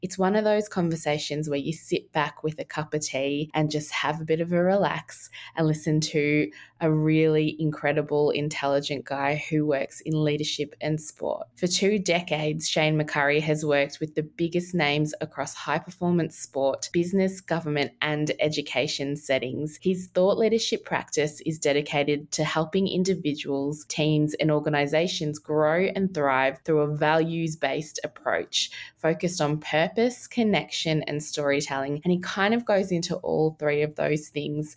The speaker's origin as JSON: {"language": "English", "area": "Wurundjeri land", "region": "Victoria", "country": "Australia", "tie": "born or raised there", "said": "I was born and raised on Wurundjeri land"}